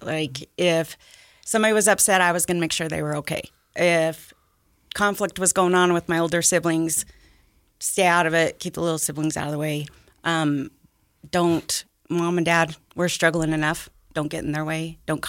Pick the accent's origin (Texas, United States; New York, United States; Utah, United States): Utah, United States; I grew up out here in Davis County, actually. Mm-hmm. I've been there my whole life. I'm still there. typical Utah family.